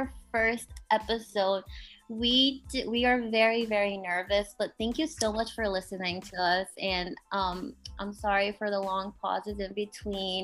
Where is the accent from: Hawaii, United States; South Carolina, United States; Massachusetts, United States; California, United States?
Massachusetts, United States; Boston; also born or lived in Rhode Island; I'm from the Boston area